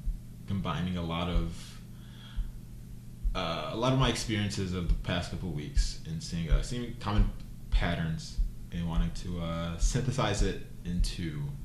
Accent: United States

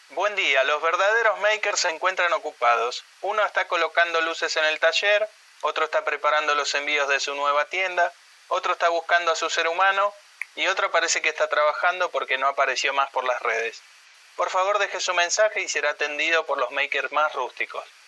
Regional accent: Buenos Aires, Argentina; somos todos de Buenos Aires

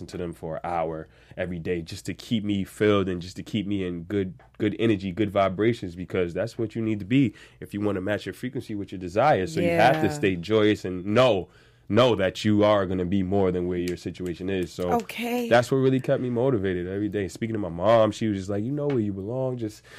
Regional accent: Staten Island, New York, United States; I'm from Staten Island.

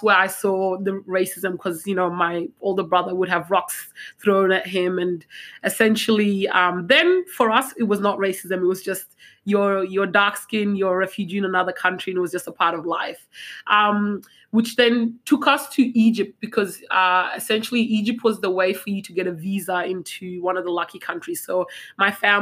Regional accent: Australia; also born or lived in South Sudan; I grew up in Australia. I see myself as Australian.

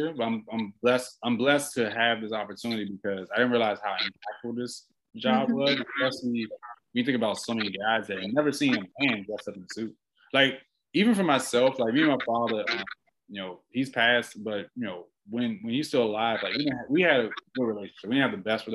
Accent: Washington, District of Columbia, United States; moved away; I'm originally from Washington, D.C.

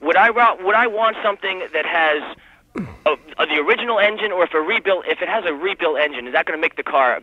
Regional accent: Baltimore, Maryland, United States; now in Anchorage, United States

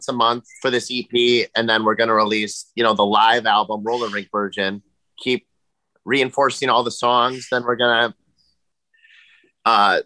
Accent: Wisconsin, United States; we're from Wisconsin

